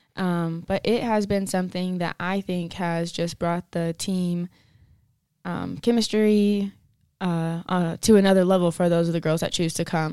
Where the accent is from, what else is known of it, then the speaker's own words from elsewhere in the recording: Denver City, Texas, United States; moved away as an adult; now in Pueblo, United States; I'm from Denver City, Texas. It's a small town southwest of Lubbock